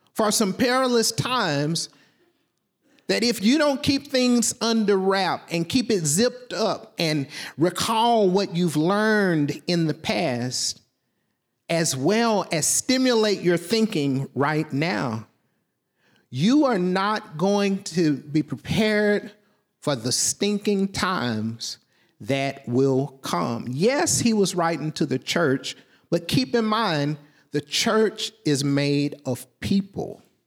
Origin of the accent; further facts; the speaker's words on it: Southwest Arkansas, United States; I'm from Southwest Arkansas.